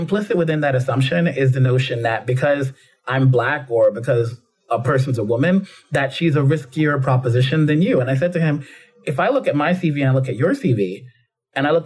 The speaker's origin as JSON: {"language": "English", "town": "New York City", "region": "New York", "country": "United States", "tie": "born or raised there", "said": "growing up in the Bronx"}